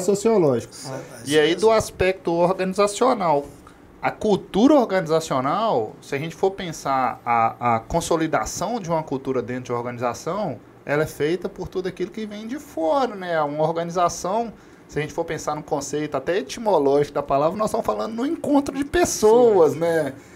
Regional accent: Brazil; nós, enquanto brasileiros

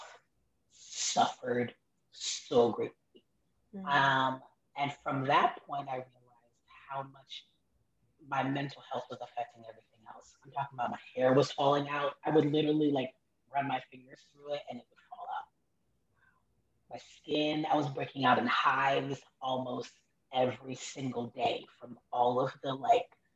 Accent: Miami, Florida, United States; born or raised there; also born or lived in Haiti (parents); now in Orlando, United States

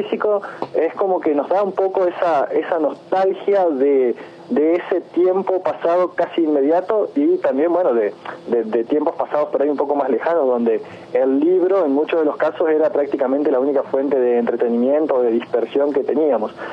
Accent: San Javier, Santa Fe, Argentina; also born or lived in Villa Minetti; la mayoría de mi vida la pasé siempre acá en San Javier. O sea, vine con un año y medio y después, entre idas y venidas, de los 31 años que tengo, más de 25 acá en San Javier

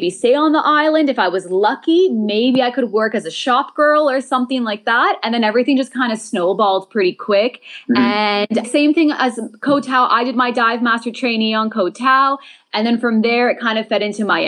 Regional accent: Montreal, Quebec, Canada; moved away as an adult; now in Thailand; I'm from Montreal, Canada. I've now been living out in Thailand for about 7 years.

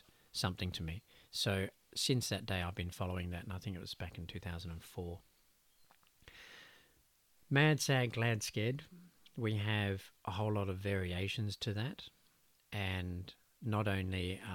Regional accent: Australia; Growing up as an Aussie boy

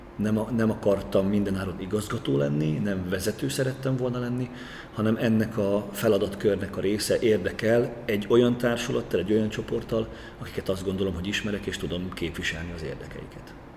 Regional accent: Great Hungarian Plain, Hungary; moved away as an adult; also born or lived in Debrecen, Hungary; now in Kaposvár, Hungary; én ízig alföldi gyerek vagyok

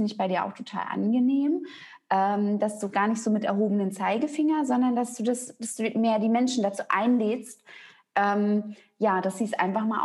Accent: East Germany, Germany; also ich bin auch in der DDR groß geworden und die waren halt ganz viel im Mangel gewesen.

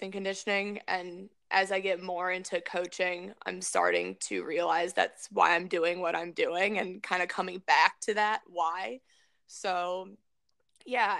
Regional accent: Maryland, United States; growing up in Maryland was an ideal situation

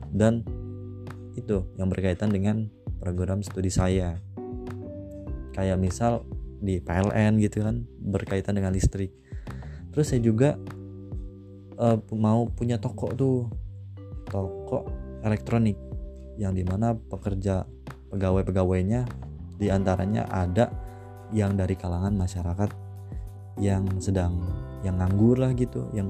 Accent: Bandar Lampung, Lampung, Indonesia; Asal saya dari kota Bandar Lampung dan umur saya 18 tahun.

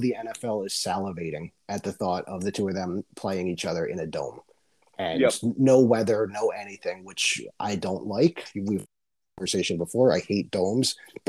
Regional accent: New Jersey, United States; growing up in Jersey

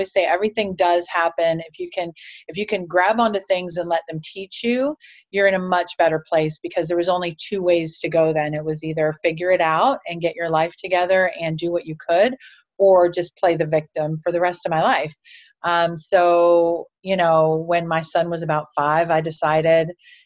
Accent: Cleveland, Ohio, United States; I'm actually from Cleveland, Ohio, and up until about 19 years old, I had just been banged around

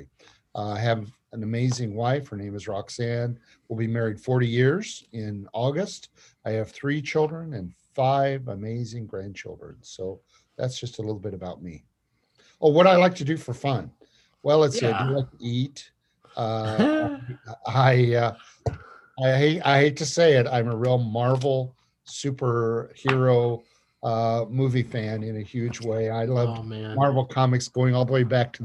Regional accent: Peoria, Illinois, United States; I'm a boy from Illinois. I was raised in Peoria, Illinois, in that area

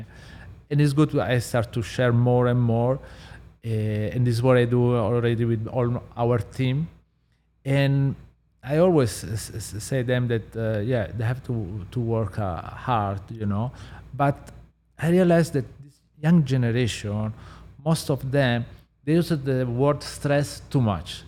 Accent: Southern Italy, Italy; English is a second language; moved away; I'm from South Italy, so I literally grow in the kitchen with my parents

